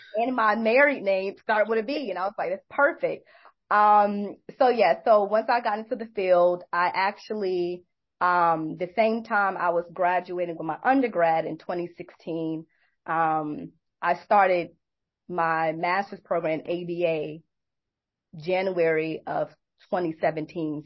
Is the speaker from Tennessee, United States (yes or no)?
no; New York City, New York, United States; now in Atlanta, United States; I'm originally from New York, Brooklyn, New York. I live in Atlanta